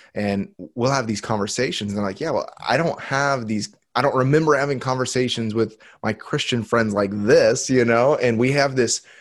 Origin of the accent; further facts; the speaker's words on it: United States; I was born in the United States